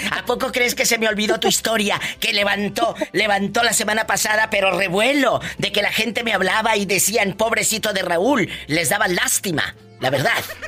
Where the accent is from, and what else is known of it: Mexico